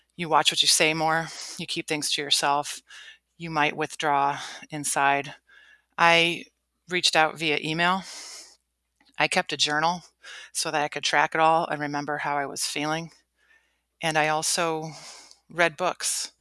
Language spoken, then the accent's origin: English; Cleveland, Ohio, United States; moved away as an adult; I grew up in Cleveland, Ohio, lived a pretty sheltered life, middle class